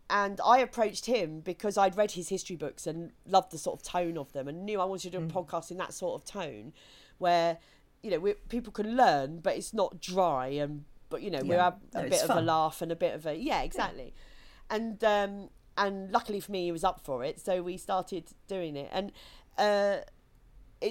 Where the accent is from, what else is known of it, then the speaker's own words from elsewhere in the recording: Kent, South East England, United Kingdom; I grew up in Kent where they still have the 11 plus